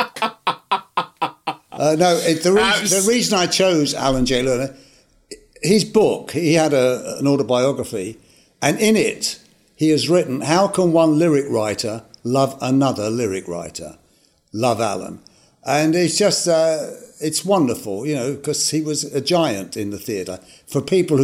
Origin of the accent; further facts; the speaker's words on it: London, United Kingdom; I came from Hackney.